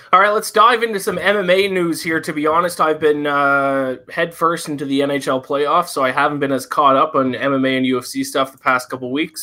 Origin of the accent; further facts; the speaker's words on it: Nova Scotia, Canada; Nova Scotia. I'm over on the East Coast